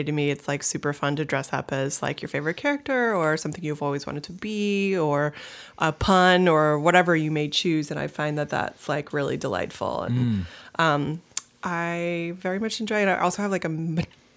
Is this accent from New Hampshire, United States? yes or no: yes; Brentwood, New Hampshire, United States; Growing up in Brentwood, New Hampshire, it's like there are no sidewalks